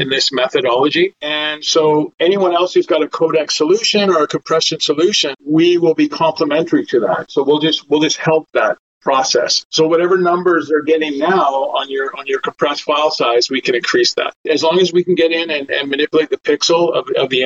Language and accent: English; Vancouver, British Columbia, Canada; I'm from Vancouver, Canada, worked on a number of companies, primarily based out of Vancouver